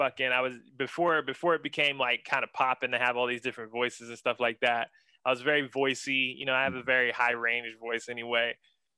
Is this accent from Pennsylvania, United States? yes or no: yes; Ambridge, Pennsylvania, United States; moved away as an adult; also born or lived in Pittsburgh, Pennsylvania; now in Atlanta, United States; I grew up in several small towns in Western Pennsylvania, most notably Ambridge, Pennsylvania